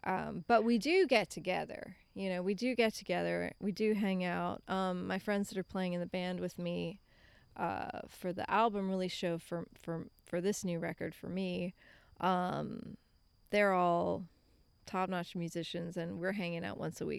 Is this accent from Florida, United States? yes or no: yes; Apopka, Florida, United States; also born or lived in Lakeland, Florida; I was a kid from Apopka